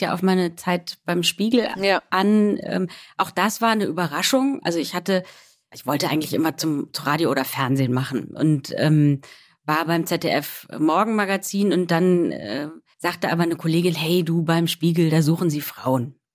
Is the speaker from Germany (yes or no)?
yes; Rhineland, Germany; Also ich bin Rheinländerin